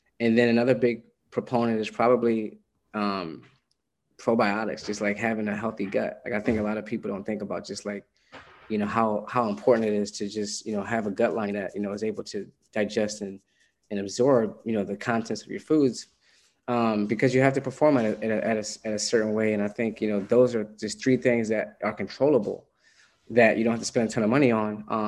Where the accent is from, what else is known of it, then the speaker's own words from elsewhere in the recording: Philadelphia, Pennsylvania, United States; also born or lived in New York; Philly. Cool. So my family's in East Coast, Philadelphia.